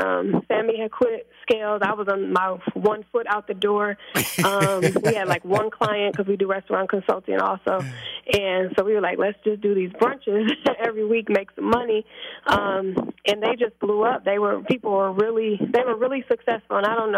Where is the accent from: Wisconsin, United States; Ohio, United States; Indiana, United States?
Wisconsin, United States; Milwaukee; Like, I'm from Milwaukee, Wisconsin. Teenage mother.